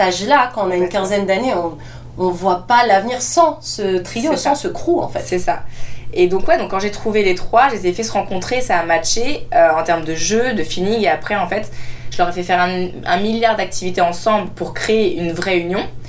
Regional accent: France; mon père vient du Maroc, ma mère vient de France, je suis née en France, mais j'ai grandi du coup dans deux cultures

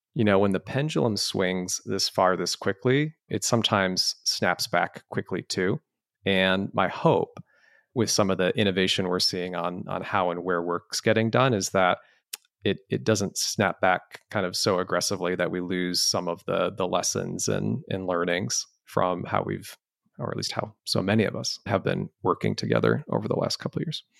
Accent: Canton, Michigan, United States; also born or lived in Lafayette, Colorado; family was just such a rich part of growing up in Southeast Michigan

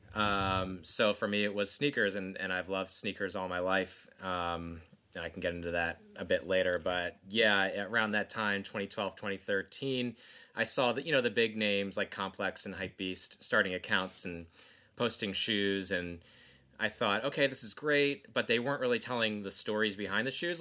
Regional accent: New Jersey, United States; where I grew up in South Jersey, there was a Nike office

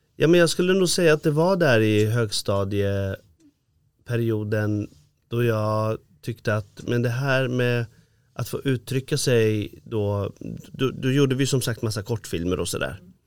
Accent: Iran; now in Sweden; jag är ju från Iran från början då

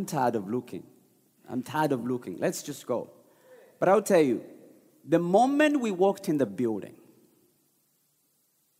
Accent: Uganda; now in Detroit, United States; I grew up in Uganda

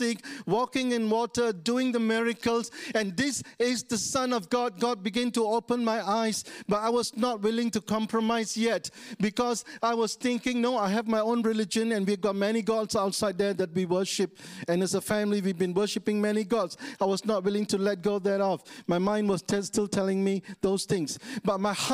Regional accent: Taiping, Perak, Malaysia; moved away; also born or lived in East Malaysia; I'm from West Malaysia. I was born in a small town called Taiping. So I must become a believer in my own hometown in Taiping

